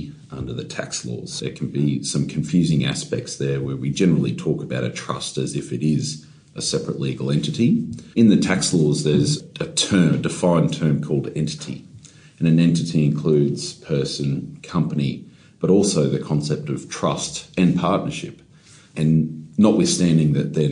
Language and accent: English; Queensland, Australia; I'm from Queensland